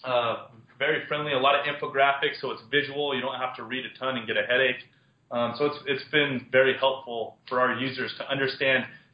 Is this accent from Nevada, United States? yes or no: yes; Las Vegas, Nevada, United States; also born or lived in Montana; I was born and raised in Las Vegas, Nevada